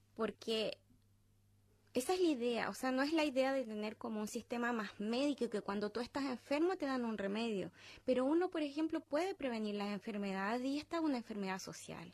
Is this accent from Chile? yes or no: yes; Chile; moved away as an adult; now in Australia; a nosotros, como chilenos viviendo en el extranjero